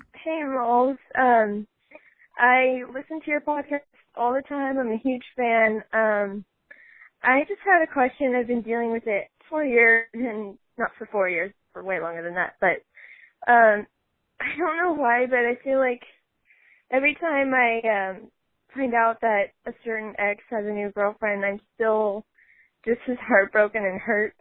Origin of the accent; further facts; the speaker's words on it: Midwest, United States; I'm twenty-six. I'm from the Midwest.